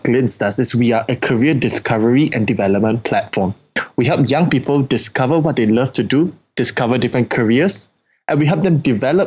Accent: Singapore; I being a Singaporean in Asia

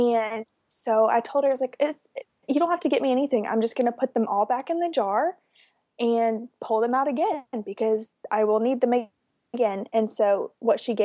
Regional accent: West Palm Beach, Florida, United States; I'm from West Palm Beach

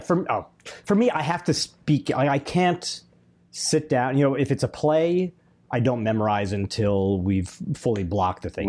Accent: Chicago, Illinois, United States; moved away as an adult; I was from Chicago

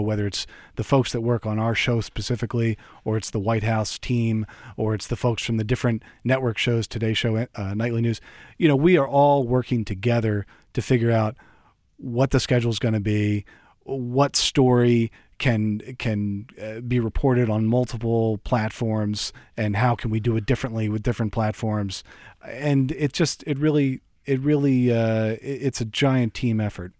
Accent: Delaware, United States; growing up in Delaware

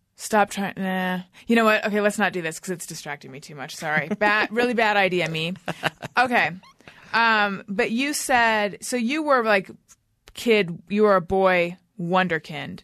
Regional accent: Orange County, California, United States; I grew up in Orange County.

